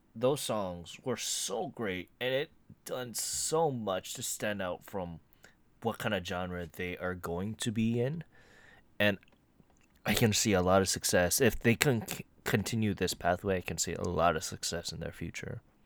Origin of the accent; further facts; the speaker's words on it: United States; I am American to a fault